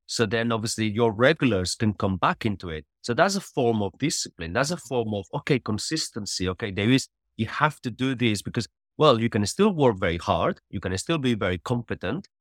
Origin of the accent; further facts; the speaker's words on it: Catalonia, Spain; moved away as an adult; I grew up in Spain, always, uh, playing football